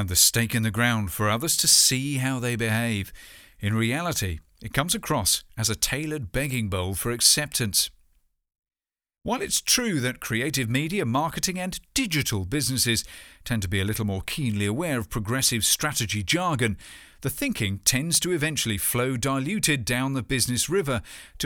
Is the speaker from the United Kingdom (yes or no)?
yes; United Kingdom; my home country